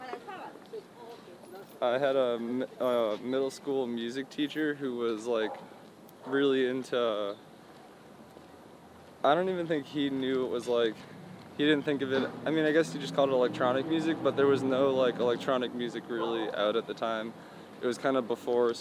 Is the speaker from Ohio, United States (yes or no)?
no; Needham, Massachusetts, United States; also born or lived in Boston; I grew up in Needham.